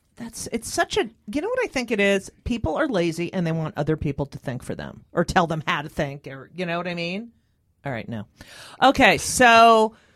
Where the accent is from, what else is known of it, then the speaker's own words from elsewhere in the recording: New Jersey, United States; growing up in New Jersey